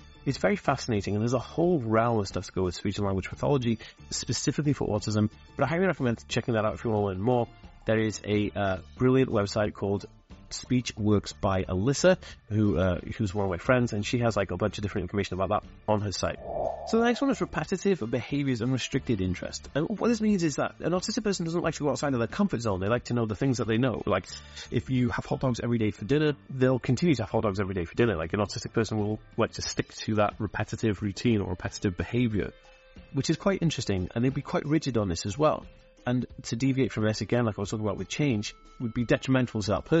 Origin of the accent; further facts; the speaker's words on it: United Kingdom; accent: slight American; A lot of people think I'm American, and I'm actually not American. I'm actually born in Britain, and I was raised here in Britain, but I actually have a slight American accent